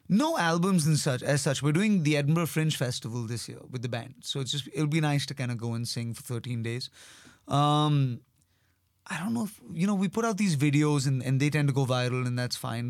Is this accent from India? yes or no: yes; India; accent: Indian; being Indian or being having an Indian accent